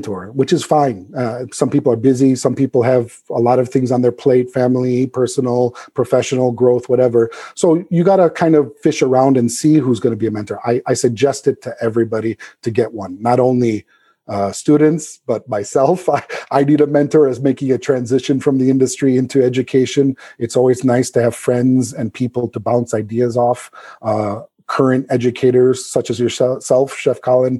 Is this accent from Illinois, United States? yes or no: yes; South Suburbs, Illinois, United States; moved away; when I come back to my hometown, of course, in the South Suburbs.